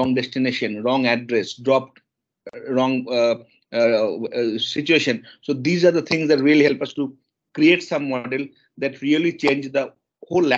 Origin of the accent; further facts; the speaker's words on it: eastern India, near Kolkata, West Bengal, India; I born and brought up in India, in eastern part of India, city called Kolkata. It's not Kolkata, it's a bit away from Kolkata